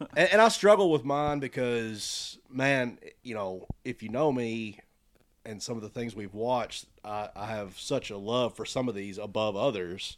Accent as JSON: {"language": "English", "country": "United States", "said": "we're all American"}